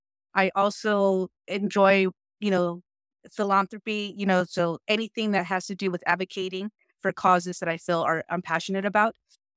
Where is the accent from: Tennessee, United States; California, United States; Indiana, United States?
California, United States; Long Beach; also born or lived in Peru; I've been to the U.S. since I was 7 months old, so I know a lot more of America, obviously, because this is where I was raised. I was raised in Long Beach. My mom and my dad, Peruvians, son peruanos